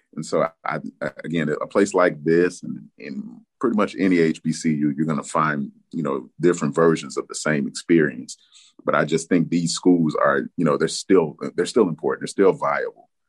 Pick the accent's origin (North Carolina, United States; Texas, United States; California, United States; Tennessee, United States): Tennessee, United States; Memphis; moved away; I'm from Memphis, Tennessee, originally.